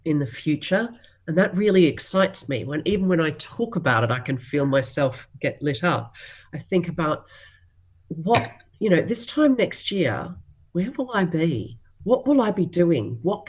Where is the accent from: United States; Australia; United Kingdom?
Australia; Being Australian, we are famous for a very self-deprecating sense of humour